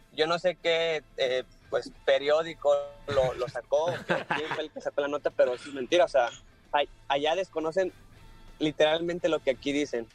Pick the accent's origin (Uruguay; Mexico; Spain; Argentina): Mexico; Monterrey, Nuevo León; yo soy de Monterrey